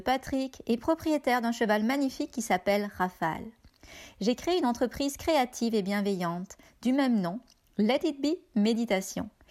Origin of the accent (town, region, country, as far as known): France; now in Canada